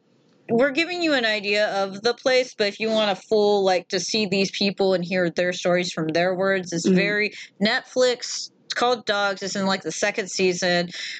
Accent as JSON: {"language": "English", "region": "the South", "country": "United States", "said": "I'm from the South."}